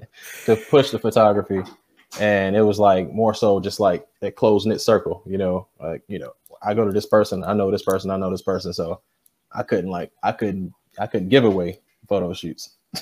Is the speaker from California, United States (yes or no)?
no; Atlanta, Georgia, United States; moved away as an adult; now in Macon, United States; I'm originally from Atlanta, Georgia. Moved down here, got tricked into moving down here by my wife.